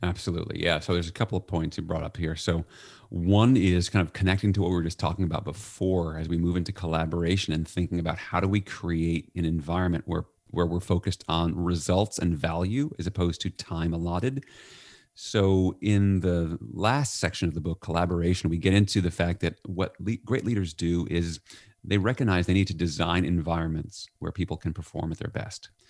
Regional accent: New York, United States; I'm from New York

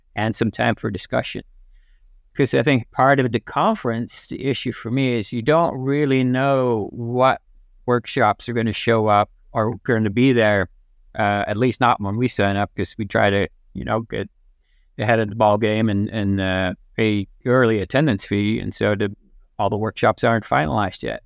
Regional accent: Netherlands; moved away as an adult

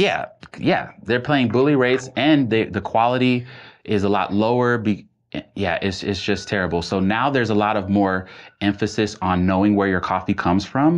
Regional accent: Nashville, Tennessee, United States; I grew up in Nashville, Tennessee

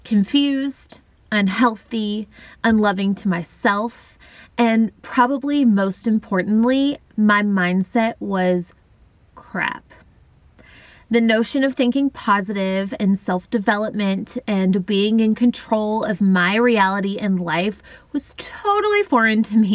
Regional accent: Tennessee, United States; moved away as an adult; now in Mobile, United States; I was living in Mobile, Alabama. I moved to Alabama from Tennessee after high school a couple of years prior to live closer to my dad and family.

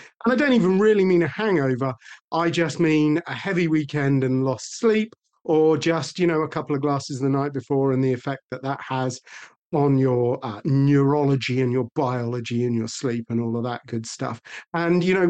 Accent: United Kingdom; we are British

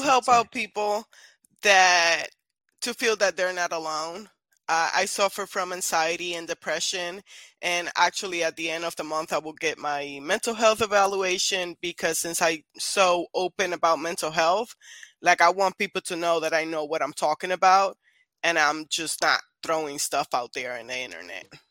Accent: Puerto Rico; moved away; I'm originally from Puerto Rico

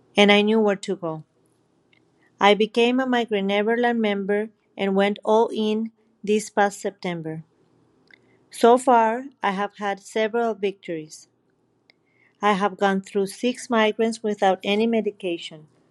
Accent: Mexico; I'm from Mexico.

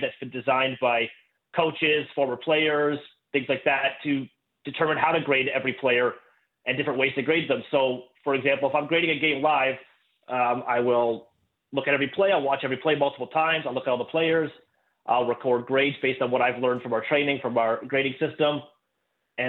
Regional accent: Kingston, Ontario, Canada; also born or lived in Ottawa; I'm from Canada. Grew up in Kingston, went to school in Ottawa

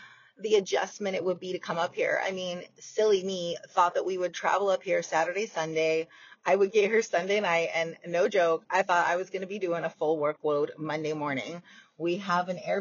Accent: United States; also born or lived in Canada; I'm American.

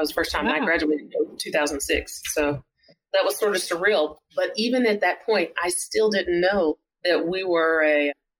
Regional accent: Denison, Texas, United States; in my hometown, Denison, Texas, small town, USA

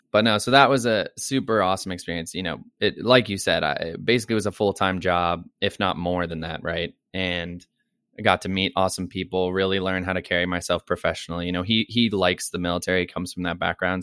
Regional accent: Dayton, Ohio, United States; moved away as an adult; also born or lived in Colorado; now in New York City, United States; I grew up in Dayton, Ohio. that was pretty much most of my childhood, young adult life.

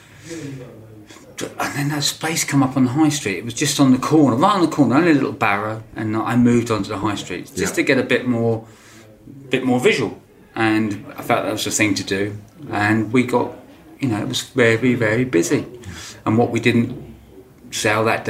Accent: Lewes, South East England, United Kingdom; Mother and father had a fruit farm nursery just outside Lewis. And I grew up on that fruit farm

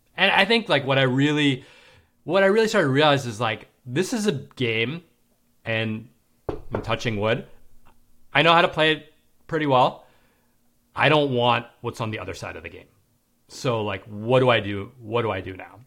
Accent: New York City, New York, United States; now in Manhattan Beach, United States; I'm from New York City and I live in Manhattan Beach, L

